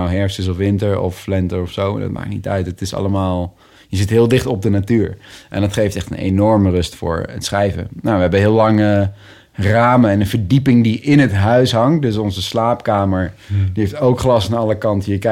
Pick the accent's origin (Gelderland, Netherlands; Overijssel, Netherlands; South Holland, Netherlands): Gelderland, Netherlands; Nijmegen; also born or lived in 's-Hertogenbosch; in Nijmegen, in, in, in, de buitenwijk van Nijmegen. Ehm, ook wel een groene wijk.